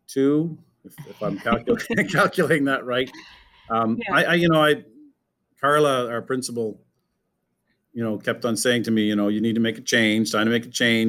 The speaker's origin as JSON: {"language": "English", "town": "Fredericton", "region": "New Brunswick", "country": "Canada", "also_born_or_lived": "Moncton, Canada", "lives_now": "Riverview, Canada", "said": "I'm originally from Fredericton"}